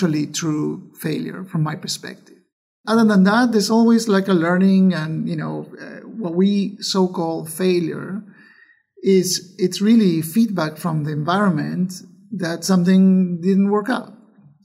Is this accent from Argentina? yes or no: yes; Argentina; moved away as an adult; I was born in Argentina